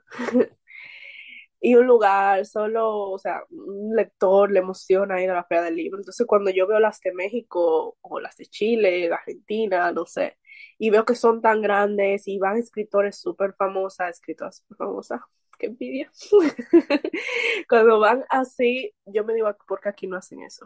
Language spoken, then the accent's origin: Spanish; Santo Domingo, Distrito Nacional, Dominican Republic; soy de República Dominicana más específico Santo Domingo, que es la capital.